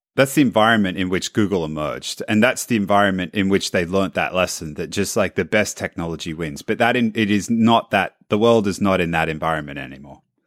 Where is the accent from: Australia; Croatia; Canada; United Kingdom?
Australia; now in San Francisco, United States